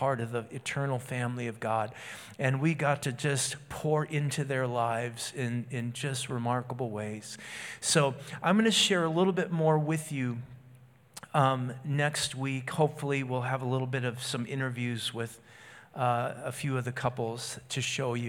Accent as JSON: {"language": "English", "country": "United States", "said": "I'm an American."}